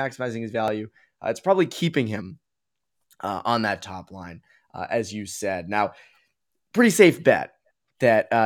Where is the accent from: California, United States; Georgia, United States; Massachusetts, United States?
Massachusetts, United States; Boston; we're from Boston